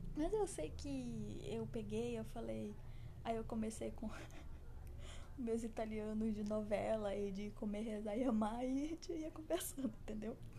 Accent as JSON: {"language": "Portuguese", "country": "Brazil", "said": "eu sou brasileira"}